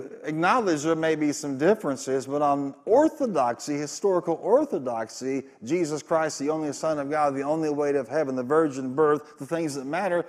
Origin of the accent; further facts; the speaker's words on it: Carbondale, Illinois, United States; my pastor growing up in Illinois and Carbondale